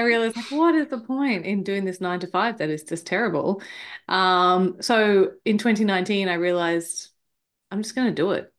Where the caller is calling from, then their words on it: Queensland, Australia; I am calling in from Queensland, Australia, where it is extremely hot at the moment.